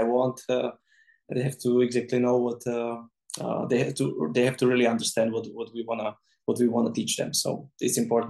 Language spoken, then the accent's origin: English; Czechia; English is a second language; I don't understand at all because I'm from Czech.